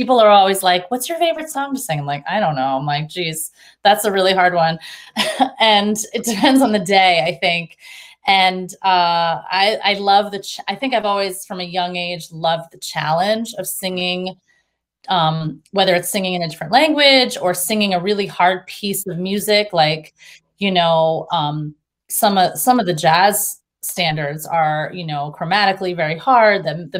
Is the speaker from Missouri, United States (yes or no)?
no; Cape Cod, Massachusetts, United States; also born or lived in Baltimore; No, I'm from Cape Cod, and my parents are originally from New Jersey.